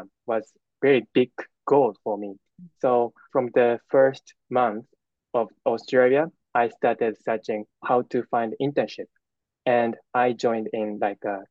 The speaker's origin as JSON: {"language": "English", "country": "Japan", "said": "I'm a university student from Japan"}